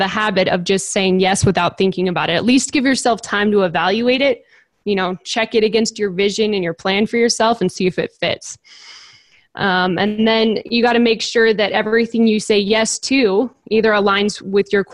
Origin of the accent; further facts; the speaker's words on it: California, United States; since I'm from California